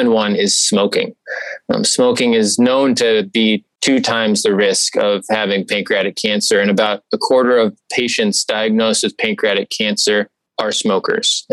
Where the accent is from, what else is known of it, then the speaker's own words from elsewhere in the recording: Okemos, Michigan, United States; moved away as an adult; also born or lived in Evanston, Illinois / Columbus, Ohio; now in Cleveland, United States; I grew up in Okemos, Michigan, a small town outside of East Lansing, Michigan State Territory